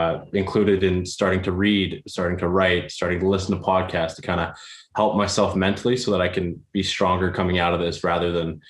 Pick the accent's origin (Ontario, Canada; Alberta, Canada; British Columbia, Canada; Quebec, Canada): Alberta, Canada; Calgary; also born or lived in Airdrie, Alberta / Saskatchewan; Growing up in Airdrie, I moved here when I was 12 from Calgary